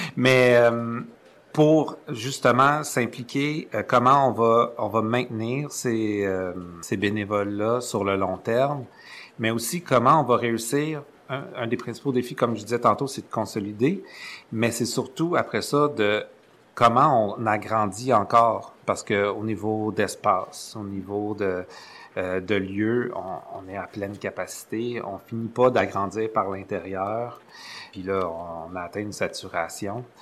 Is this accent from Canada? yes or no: yes; Montreal, Quebec, Canada; je viens de Montréal. J'ai toujours resté à Montréal.